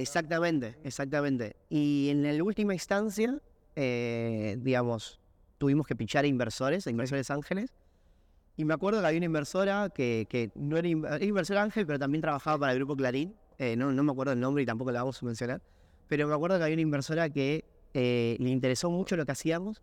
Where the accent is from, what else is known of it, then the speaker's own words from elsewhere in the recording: Buenos Aires, Argentina; soy de Barracas